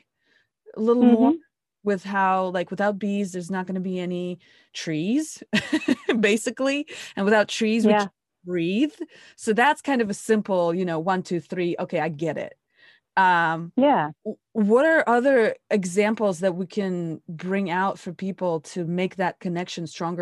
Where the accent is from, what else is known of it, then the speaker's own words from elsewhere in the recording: Moscow, Russia; moved away; I'm growing up in Moscow